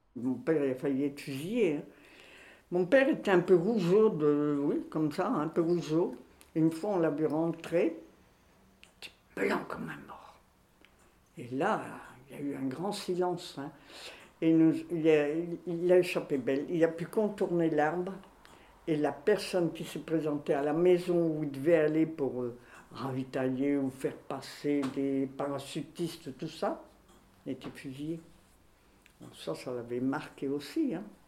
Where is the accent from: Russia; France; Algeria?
France; Tourcoing, Hauts-de-France; also born or lived in Belgium; now in Grenoble, France; je suis née à Tourcoing. Oui, à Tourcoing, en 1932.